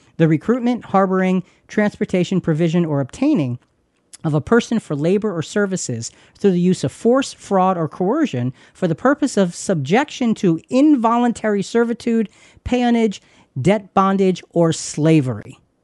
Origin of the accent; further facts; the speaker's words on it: United States; we're from the United States of America